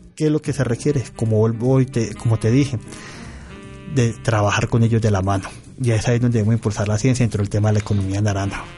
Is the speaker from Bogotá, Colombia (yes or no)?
no; Sevilla, Valle del Cauca, Colombia; en el norte del valle, de mi tierra específicamente